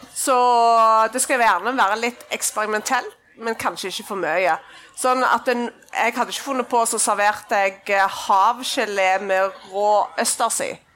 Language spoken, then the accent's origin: Norwegian; Klepp, Rogaland, Norway; jeg er fra Klepp.